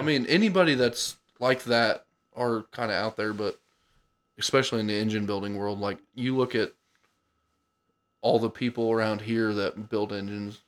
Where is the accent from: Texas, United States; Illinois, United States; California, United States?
Illinois, United States; Cumberland County; born and raised in Cumberland County